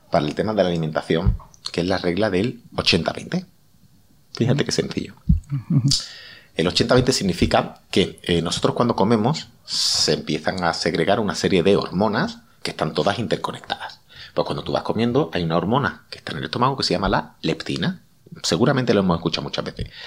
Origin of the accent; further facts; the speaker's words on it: Seville, Andalusia, Spain; Yo que soy de Sevilla